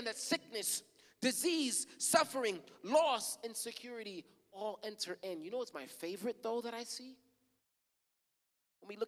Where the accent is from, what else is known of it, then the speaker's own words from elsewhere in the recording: United States; I was born in America